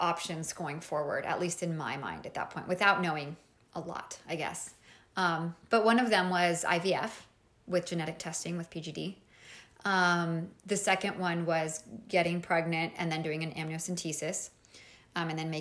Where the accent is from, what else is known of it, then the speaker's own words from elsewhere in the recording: Mexico; moved away as an adult; I am originally from Mexico, and I was living in Mexico. I was about like 25 maybe